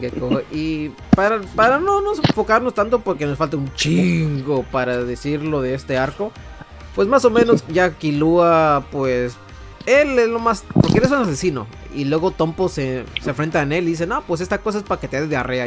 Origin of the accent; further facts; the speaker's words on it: Tijuana, Baja California, Mexico; Soy de Tijuana